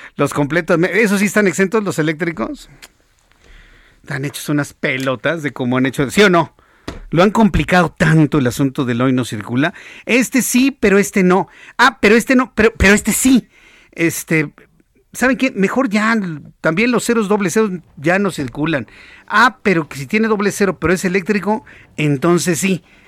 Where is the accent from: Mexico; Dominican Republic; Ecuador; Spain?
Mexico; somos millones los mexicanos